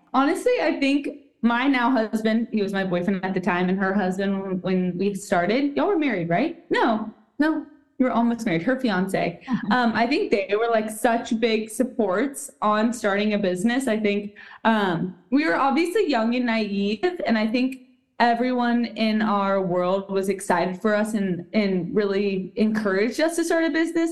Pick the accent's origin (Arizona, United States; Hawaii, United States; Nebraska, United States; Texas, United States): Texas, United States; Austin; my hometown, which is Austin, Texas.